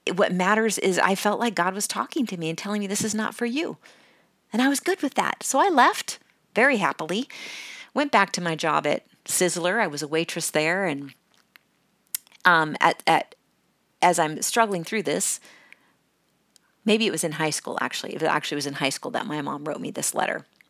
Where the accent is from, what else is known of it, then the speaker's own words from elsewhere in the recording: California, United States; moved away as an adult; also born or lived in Washington State; I, I was born in Washington State, Um, but I grew up pretty much in California